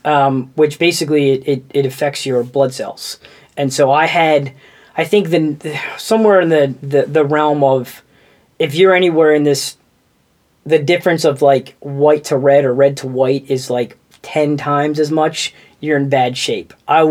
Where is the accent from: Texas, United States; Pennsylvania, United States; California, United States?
Texas, United States; Houston; also born or lived in Tampa; So I was born in Tampa, and then... my dad got transferred to Houston with his job.